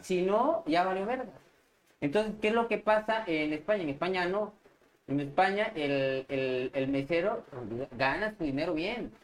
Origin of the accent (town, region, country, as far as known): Mexico; moved away as an adult; also born or lived in Madrid, Spain; now in Spain